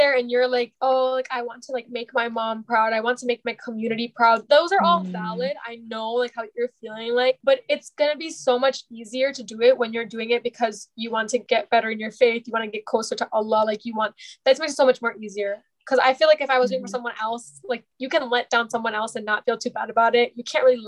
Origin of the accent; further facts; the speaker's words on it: United States; growing up in America